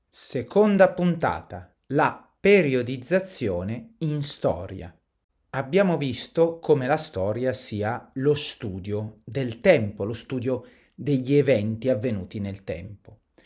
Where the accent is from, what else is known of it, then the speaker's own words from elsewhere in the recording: Italy; Noi siamo italiani, siamo nati in Italia, viviamo in Italia